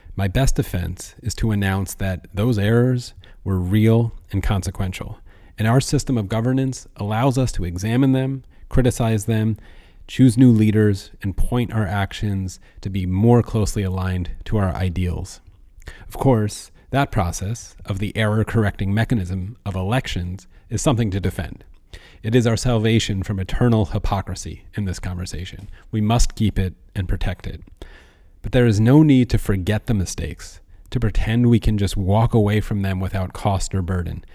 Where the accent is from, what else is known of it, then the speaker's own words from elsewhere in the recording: United States; I'm speaking as an American